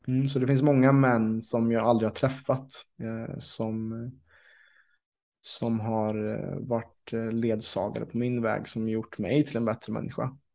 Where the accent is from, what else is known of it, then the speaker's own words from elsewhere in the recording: Vänersborg, Västra Götaland, Sweden; also born or lived in Ängsbacka; i min hemstad Vänersborg